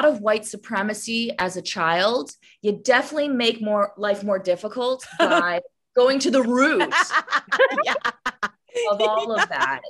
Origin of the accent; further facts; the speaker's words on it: Toronto, Ontario, Canada; moved away as an adult; also born or lived in Long Beach / Honolulu; I was born and raised in Toronto